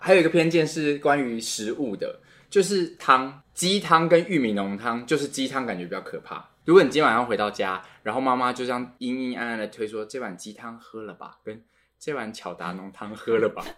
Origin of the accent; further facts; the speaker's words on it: Kaohsiung, Taiwan; 我们以前读高雄中山国小